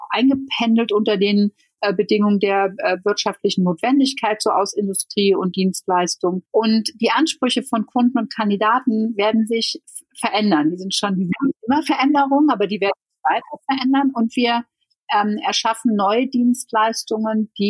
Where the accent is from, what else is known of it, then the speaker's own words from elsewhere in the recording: Netherlands; now in Germany; ich bin ja Niederländerin